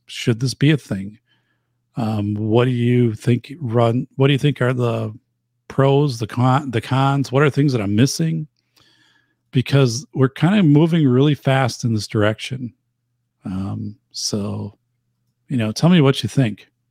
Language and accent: English; Wisconsin, United States; I'm from Wisconsin